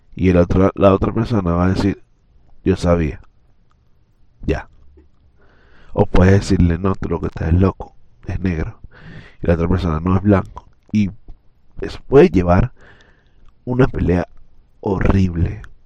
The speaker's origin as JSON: {"language": "Spanish", "country": "Venezuela"}